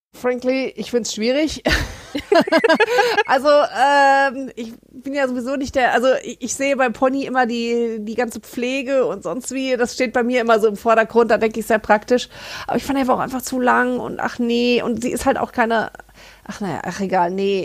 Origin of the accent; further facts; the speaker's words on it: Germany; als Deutscher